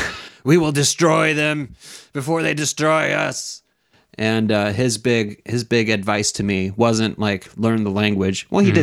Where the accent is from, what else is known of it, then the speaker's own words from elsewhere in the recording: United States; being an American.